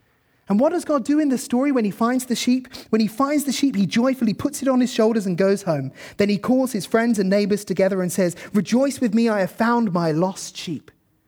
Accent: South East England, United Kingdom; I grew up in Kent, so the kind of view I have in mind is this, sort of beautiful green pastures.

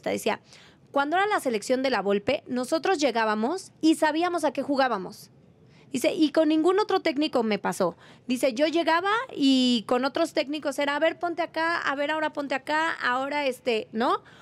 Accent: Mexico; dos somos mexicanos y los apoyamos

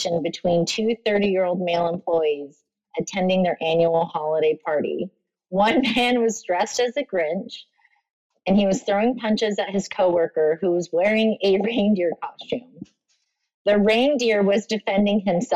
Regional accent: Oklahoma, United States; I'm from Oklahoma.

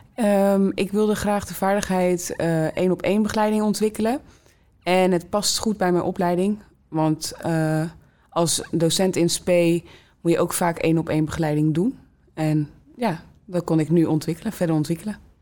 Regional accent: Rotterdam, South Holland, Netherlands; ik ben geboren en getogen in Rotterdam Zuid

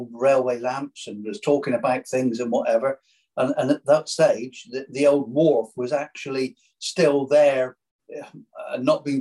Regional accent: Burnham-on-Sea, South West England, United Kingdom; I was born in Burnham, and I've lived in Burnham all my life

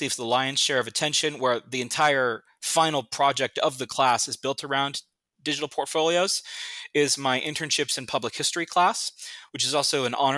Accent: Southern California, United States; growing up in Southern California

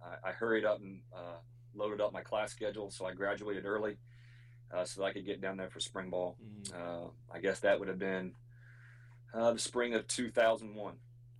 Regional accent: an hour and a half from Athens, Ohio, United States; moved away as an adult; now in Austin, United States; my hometown's an hour and a half from Athens, Ohio.

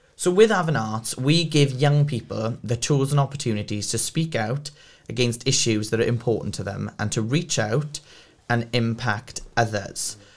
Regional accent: Port Talbot, Wales, United Kingdom; I'm from Port Talbot, I'm literally from down the road

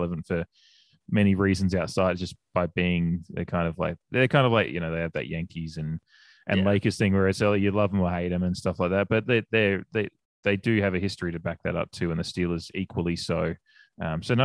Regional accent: Australia; now in United States; being an Australian, I grew up with Aussie rules

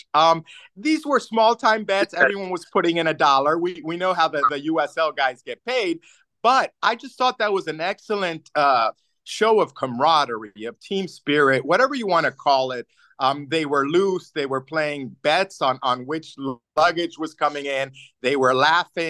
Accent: Tampa, Florida, United States; now in Pittsburgh, United States; I grew up in Tampa

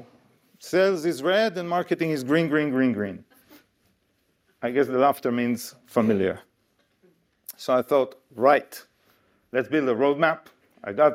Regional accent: Israel; moved away as an adult; now in United Kingdom; I come from Israel. In case you don't know where Israel is, here's a map. This is how we Israelis see the world. And I came to the UK almost 20 years ago.

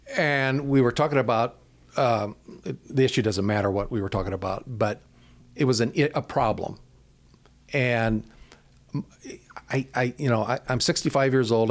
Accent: United States; growing up in America, we grew up with a mindset that says you can pull yourself up by your own bootstraps

